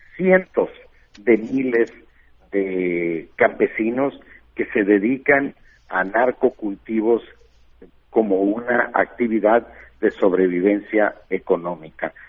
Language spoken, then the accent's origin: Spanish; Bavispe, Sonora, Mexico; soy de Bavispe, eh, un pueblo de la sierra, de la Sierra Alta de Sonora, mil habitantes más o menos